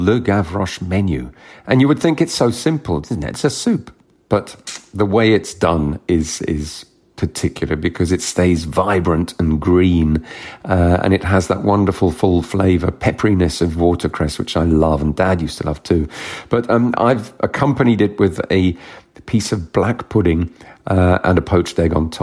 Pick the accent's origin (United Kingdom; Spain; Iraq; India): United Kingdom; London; also born or lived in Kent / France; I was born here, born in Kent and raised in South London.